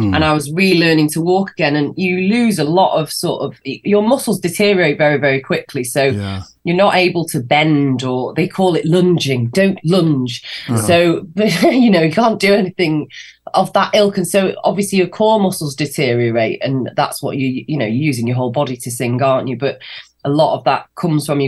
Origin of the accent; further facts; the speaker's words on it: Manchester, North West England, United Kingdom; the album launch show in Manchester, in my hometown